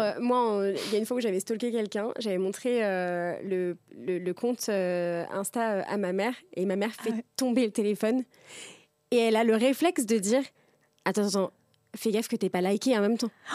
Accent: Tours, Centre-Val de Loire, France; now in Paris, France; ma, meilleure amie d'enfance, euh, donc on a grandi ensemble à Tours

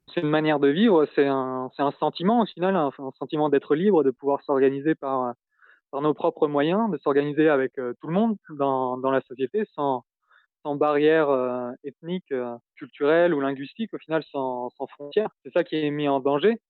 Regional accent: France; moved away as an adult; now in Syria; Je suis français

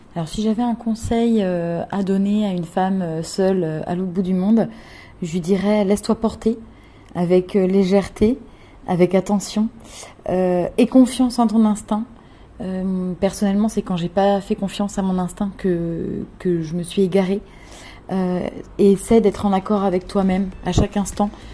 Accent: France; moved away as an adult; also born or lived in Australia / Philippines; now in Bangkok, Thailand; je suis rentrée en France pendant plus ou moins

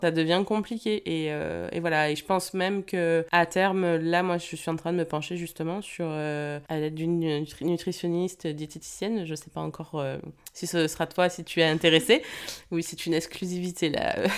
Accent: France; on est français

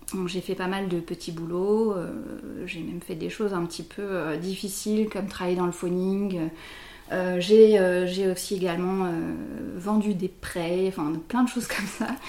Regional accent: Bordeaux, Nouvelle-Aquitaine, France; je suis bordelaise depuis 37 ans, en fait, depuis toujours

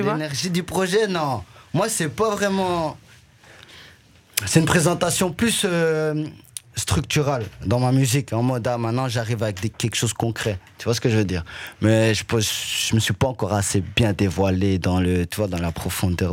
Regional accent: Liège, Wallonia, Belgium; also born or lived in Rwanda; je suis retourné sur mes terres natales. J'ai vu même euh, là où j'ai grandi

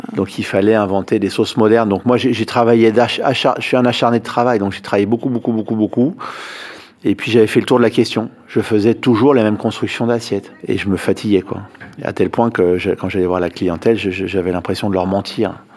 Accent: Paris, Île-de-France, France; Quand on est parisien comme je le suis

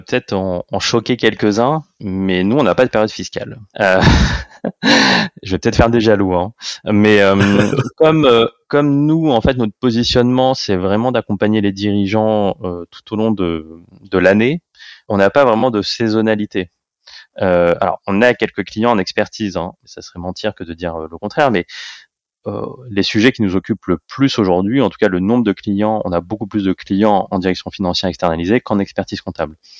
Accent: Paris, Île-de-France, France; Je suis né à Paris, j'ai fait toutes mes études à Paris et j'ai fait tous mes stages à Paris et tous mes jobs à Paris. Donc voilà, d'où je viens, je viens de, de Paris

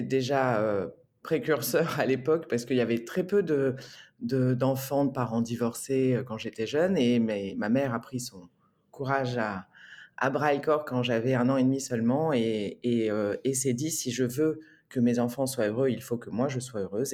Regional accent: Marseille, Provence-Alpes-Côte d'Azur, France; moved away as an adult; also born or lived in Rome; now in Bordeaux, France; je suis arrivée à Marseille, donc j'avais 18 mois. J'ai quitté Marseille à 18 ans.

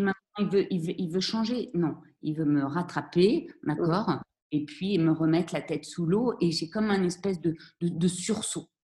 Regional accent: Vendée, Pays de la Loire, France; also born or lived in Paris; now in Morocco; je suis née à Paris, mais mes parents ont rapidement déménagé en Vendée

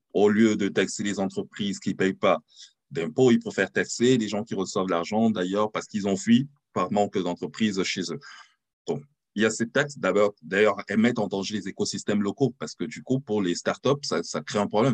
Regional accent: France; moved away; also born or lived in Cameroon (ancestry) / London / New York / Berlin; je suis français d'origine camerounaise

